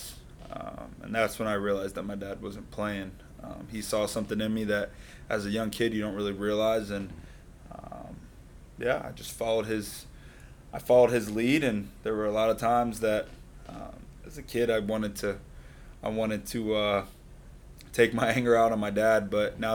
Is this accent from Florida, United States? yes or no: yes; Boynton Beach, Florida, United States; grew up here in Palm Beach County. Grew up in Boynton Beach.